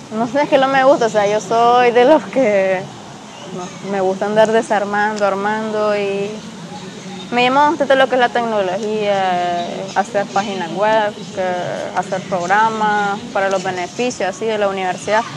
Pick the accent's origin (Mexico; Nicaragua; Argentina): Nicaragua; Masaya; soy originaria de Masaya